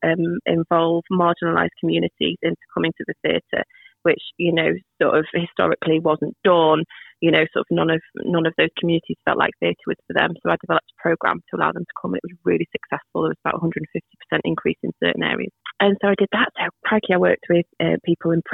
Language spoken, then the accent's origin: English; Nantwich, North West England, United Kingdom; also born or lived in Manchester / Liverpool; I grew up here in Nantwich, and then I went to university in Manchester, and then I worked in Liverpool